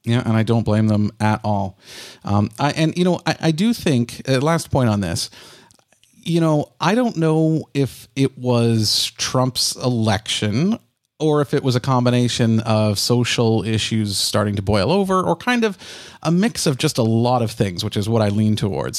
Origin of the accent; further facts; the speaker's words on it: Canada; I'm a Canadian